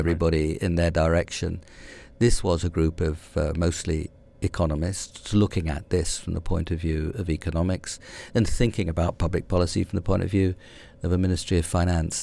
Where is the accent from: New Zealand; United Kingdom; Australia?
United Kingdom; London; also born or lived in Hammersmith, London; I grew up in West London, uh, a bit of West London called Brentford, having been born about three miles further to the centre. uh, in a place called Hammersmith.